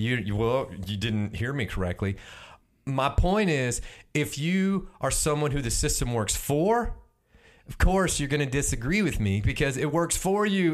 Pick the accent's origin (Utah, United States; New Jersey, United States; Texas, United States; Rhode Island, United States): Texas, United States; Houston; my hometown, Houston.